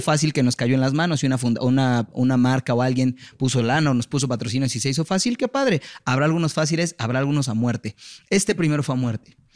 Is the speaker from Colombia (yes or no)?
no; Mexico; Nací en México, en una familia que no tuvo las capacidades de mandarme a una universidad en Estados